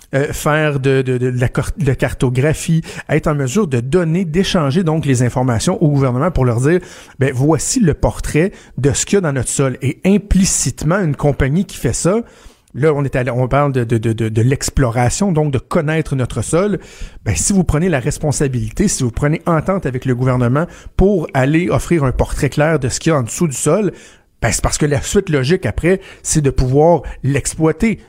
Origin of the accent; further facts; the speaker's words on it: Quebec, Canada; chez nous au Québec